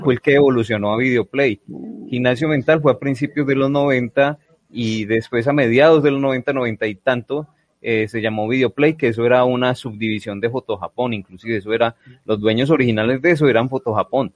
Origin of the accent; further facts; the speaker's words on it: Armenia, Quindío, Colombia; now in Medellín, Colombia; yo soy del eje cafetero, yo soy de Armenia, de Armenia Quindío.